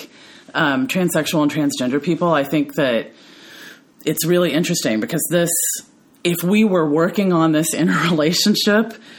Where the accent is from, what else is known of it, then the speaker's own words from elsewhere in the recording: the South, United States; I was raised in the South where the feminine ideal is to be tiny and petite